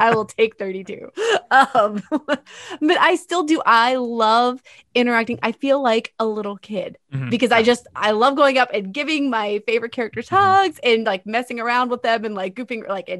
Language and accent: English; Pennsylvania, United States; I'm from Pennsylvania.